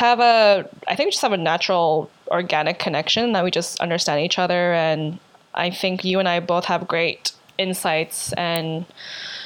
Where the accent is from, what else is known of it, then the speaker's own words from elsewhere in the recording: Winnipeg, Manitoba, Canada; also born or lived in Calgary; now in Montreal, Canada; From Canada, born and raised in Winnipeg, moved to Montreal from Calgary